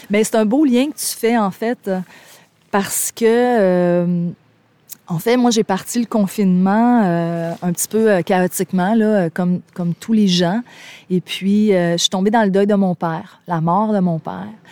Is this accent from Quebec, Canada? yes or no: yes; Gaspésie, Quebec, Canada; je viens de la Gaspésie, c'est mes racines